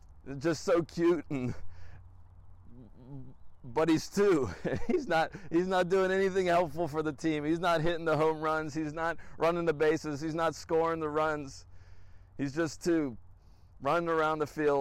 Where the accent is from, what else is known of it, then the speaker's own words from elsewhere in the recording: Wilmington, Delaware, United States; we are back in my hometown of Wilmington, Delaware